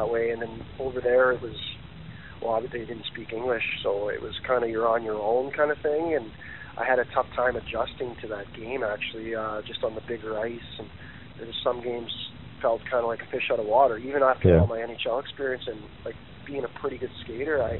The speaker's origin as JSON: {"language": "English", "country": "Canada", "said": "being a Canadian and living over there"}